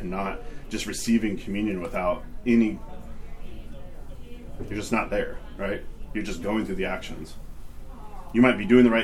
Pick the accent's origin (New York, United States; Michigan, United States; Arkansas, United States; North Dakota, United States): Arkansas, United States; being 9 years old in a pew in Arkansas